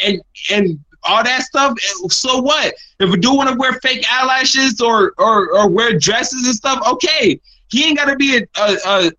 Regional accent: New York, United States; moved away; They ask me where I'm from. And I say New York.

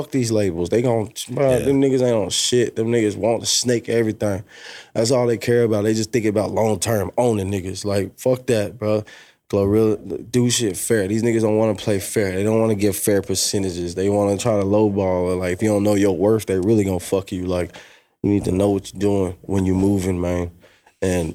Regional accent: Memphis, Tennessee, United States; I'm from Memphis

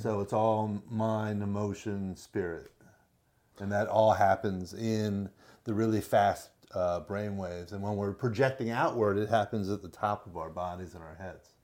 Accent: Miami, Florida, United States; Born and raised in Miami

